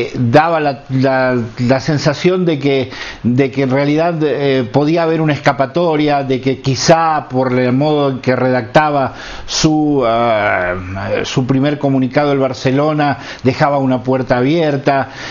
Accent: Argentina; soy argentino

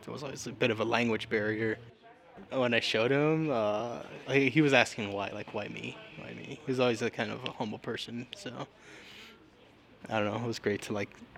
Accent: Tucson, Arizona, United States; I was born in Tucson, and I've lived here all my life

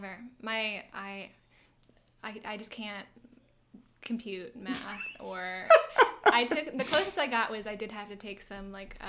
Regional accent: Greensboro, North Carolina, United States; also born or lived in Atlanta, Georgia; I consider myself from Greensboro. I'm initially from Georgia, but I've grown up here most of my life. Atlanta.

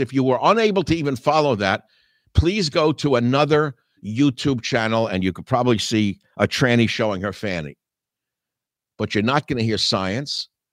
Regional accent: New York City, New York, United States; now in San Francisco area, United States; born as I was in Manhattan, living as I do now in the San Francisco area

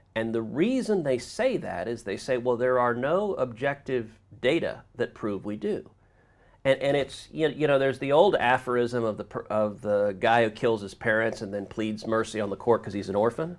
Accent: Houston, Texas, United States; also born or lived in New Jersey; I grew up in Houston.

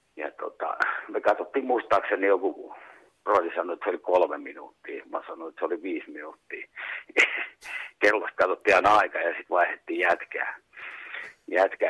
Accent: Kuusankoski, Kymenlaakso, Finland; also born or lived in Kouvola; Muutettiin sitten Kuusalta Kouvolaan omakotitaloon

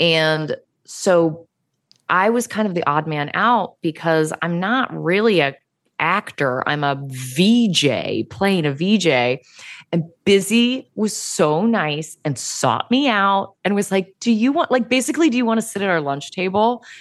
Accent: Virginia, United States; I'm from Virginia, yeah. And where I come from, it's, like, right where West Virginia and Virginia and Maryland and D C all meet.

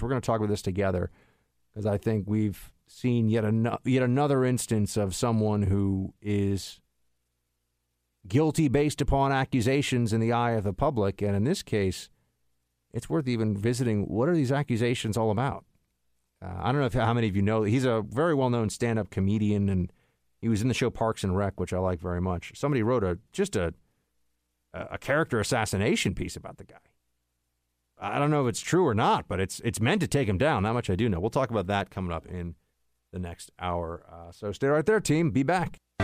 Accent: New York City, New York, United States; I'm, I'm from New York City

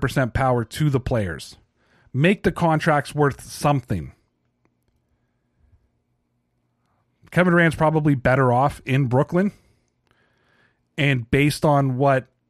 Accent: Toronto, Ontario, Canada; I'm from Toronto

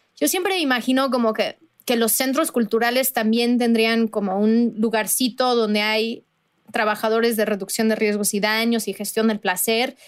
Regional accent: Veracruz, Mexico; yo soy de Veracruz

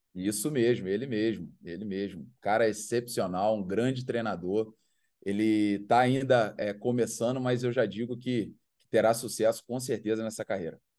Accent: Brazil; now in Chiang Rai, Thailand; nascemos no Brasil

